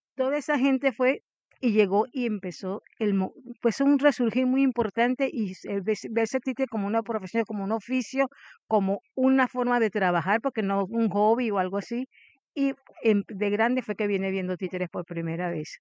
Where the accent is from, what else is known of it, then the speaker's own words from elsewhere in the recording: La Guaira, Venezuela; moved away as an adult; soy de La Guaira, Venezuela